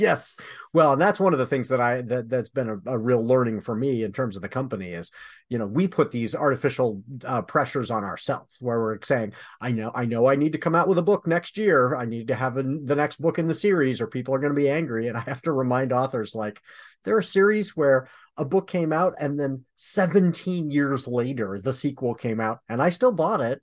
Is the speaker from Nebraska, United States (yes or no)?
no; Michigan, United States; I'm from Michigan